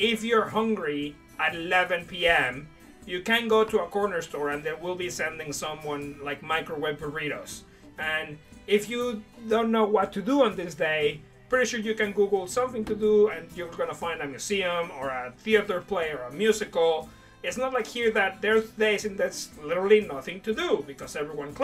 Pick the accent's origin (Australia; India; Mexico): Mexico; Puerto Vallarta, Jalisco; moved away as an adult; also born or lived in Mexico City, Mexico; now in Brighton, United Kingdom; I grew up I grew up in Puerto Vallarta, but the first 8 years of my life were in Mexico City